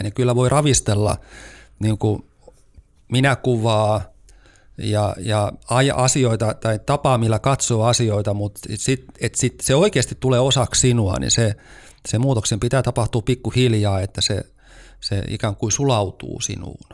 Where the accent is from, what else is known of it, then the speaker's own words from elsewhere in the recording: Turku, Southwest Finland, Finland; moved away as an adult; also born or lived in Lappeenranta; now in Helsinki, Finland; mä siis olen kotoisin Turusta